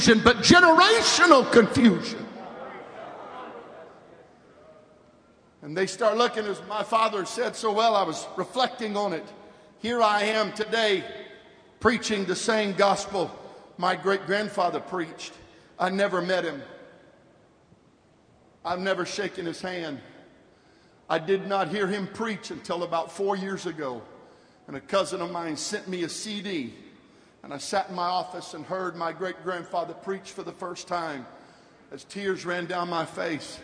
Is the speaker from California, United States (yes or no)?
yes; 50 miles south of San Francisco, California, United States; I'm from California, and I was raised 50 miles south of San Francisco